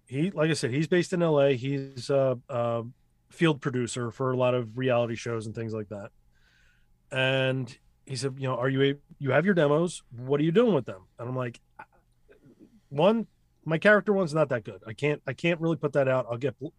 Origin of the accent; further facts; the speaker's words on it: Ukraine; we're both from Russia and all this other thing. Well, Ukraine.